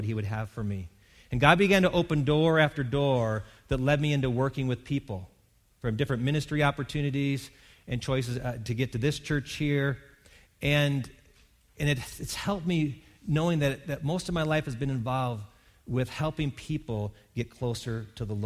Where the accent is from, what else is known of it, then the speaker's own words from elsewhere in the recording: Wisconsin, United States; I grew up in Wisconsin, which is the dairy state.